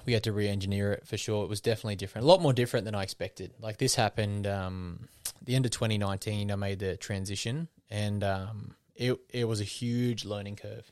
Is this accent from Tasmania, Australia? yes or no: no; Wollongong, New South Wales, Australia; my hometown